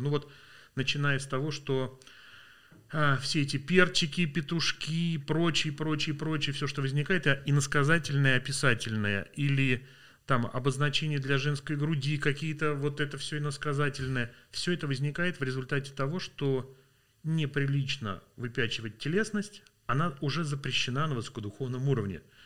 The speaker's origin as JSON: {"language": "Russian", "region": "Vladimir Oblast", "country": "Russia", "tie": "born or raised there", "said": "я родился во Владимирской области, в маленьком районном городе"}